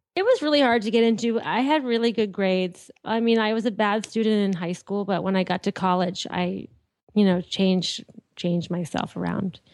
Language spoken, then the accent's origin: English; Andover, Massachusetts, United States; also born or lived in Lawrence, Massachusetts; I was born in, uh, Andover, Mass, well, I lived in Andover. I was born in Lawrence General Hospital in Massachusetts.